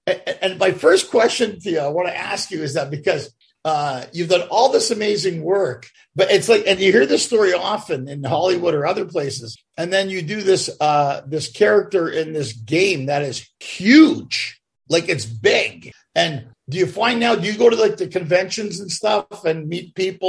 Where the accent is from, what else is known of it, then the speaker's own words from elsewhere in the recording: Canada; born there; You know, my parents are both Greek immigrants. I was born in Canada. And then I lived in London for a couple of years by accident.